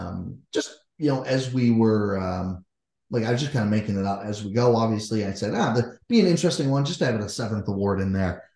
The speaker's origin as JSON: {"language": "English", "area": "Kitchener-Waterloo area", "region": "Ontario", "country": "Canada", "said": "we're from the Kitchener-Waterloo area"}